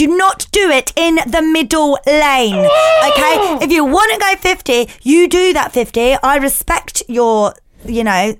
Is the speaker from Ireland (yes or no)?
no; Milton Keynes, South East England, United Kingdom; now in Cheshunt, United Kingdom; I grew up in Milton Keynes. I learnt to drive in Milton Keynes, home of the roundabout.